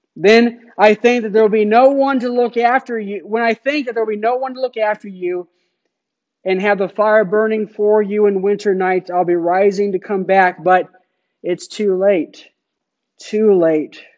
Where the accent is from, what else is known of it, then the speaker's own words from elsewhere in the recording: Phoenix, Arizona, United States; moved away; I grew up in Phoenix